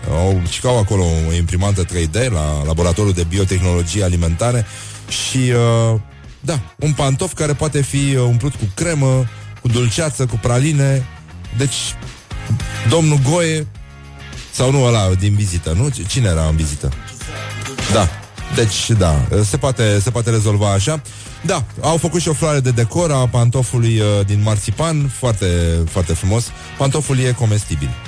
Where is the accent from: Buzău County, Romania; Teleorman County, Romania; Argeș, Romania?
Teleorman County, Romania; Nu, tati, sunt din Telorman, zic eu.